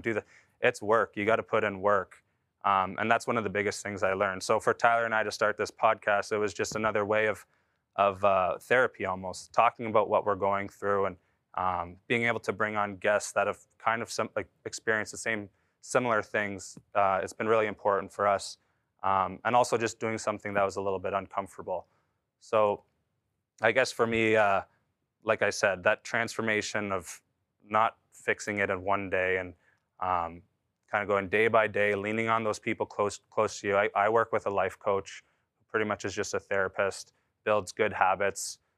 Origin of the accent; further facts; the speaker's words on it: Canada; moved away as an adult; a kid growing up in Canada